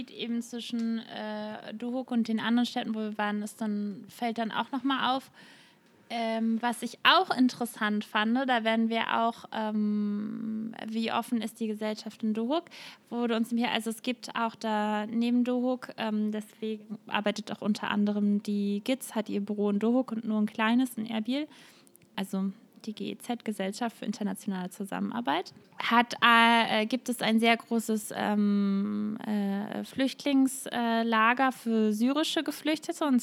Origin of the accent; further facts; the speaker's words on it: Netherlands; das muss man als Holländer jetzt irgendwie dazu sagen, oder?